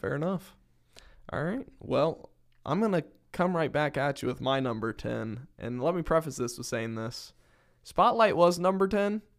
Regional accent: Northern Kentucky, United States; I am also from Northern Kentucky

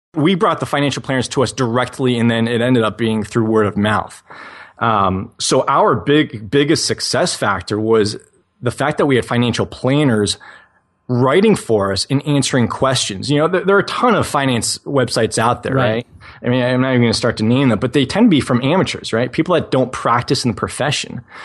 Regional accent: New England, United States; I was that 12 year old kid in, growing up in New England, shoveling driveways

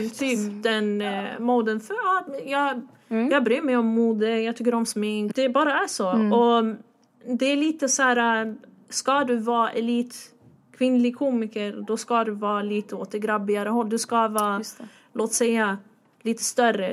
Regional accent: Stockholm, Stockholm County, Sweden; jag är från Husby

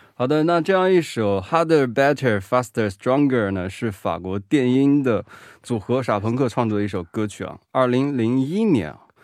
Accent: Hubei, China; also born or lived in Wuhan; now in South Korea; 我是湖北人呢

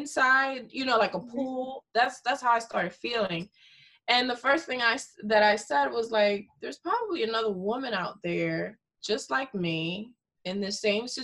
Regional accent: Dominican Republic; first language Spanish; English is a second language; moved away; I'm originally from Dominican Republic. I was born there, and I'm part Haitian.

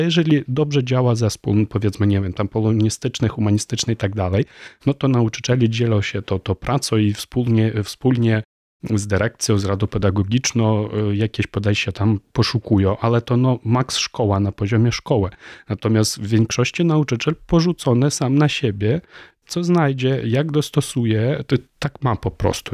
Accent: Ukraine; first language Ukrainian; Polish is a second language; now in Warsaw, Poland; ukraiński jest moim ojczystym językiem

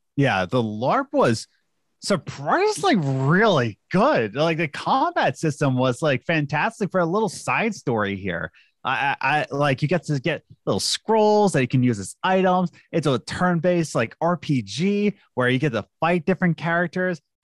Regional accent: United States; as an American

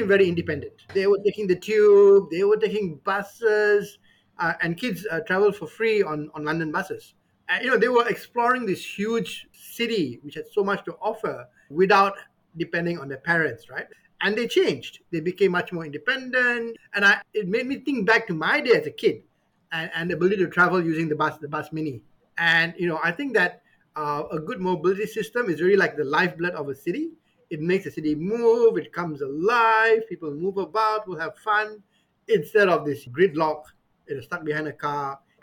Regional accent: Petaling Jaya, Selangor, Malaysia; I grew up in Kuala Lumpur, in PJ

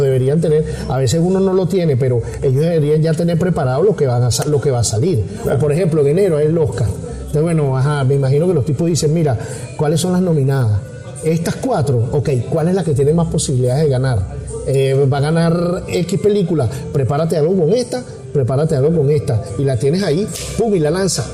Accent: Venezuela; moved away as an adult; yo crecí en un país, yo me fui de Venezuela a los 45, 44 años, me fui, o sea, son prácticamente, te puedo decir, más de la mitad de mi vida la viví en Venezuela

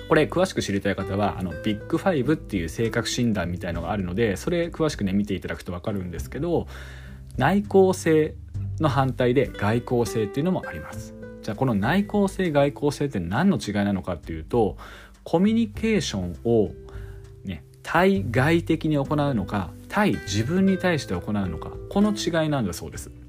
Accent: Yamagata, Japan; also born or lived in Tokyo; 2021年の8月末に、まあ、地元の山形に U ターン帰省しましたそうするとですねあの東京にいる時もそうだったんですけど

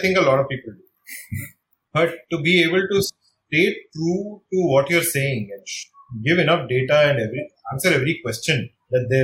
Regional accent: India

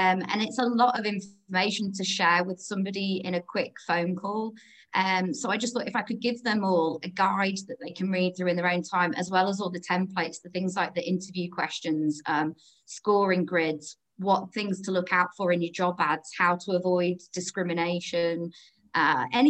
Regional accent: Harrogate, Yorkshire and the Humber, United Kingdom; moved away as an adult; also born or lived in London; I'm originally from Harrogate, but I lived down in London for 10 years or so

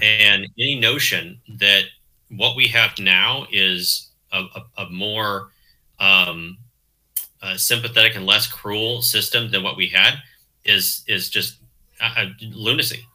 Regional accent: Southern Oregon, United States; also born or lived in Chicago; now in Eugene, United States; I grew up in Southern Oregon

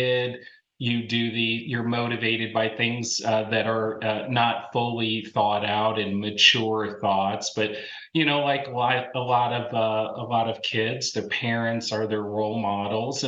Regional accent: St. Charles, Missouri, United States; moved away as an adult; also born or lived in Iowa; now in Indianapolis, United States; I grew up in St. Charles, which at the time was a small rural town about 20 miles west of St. Louis.

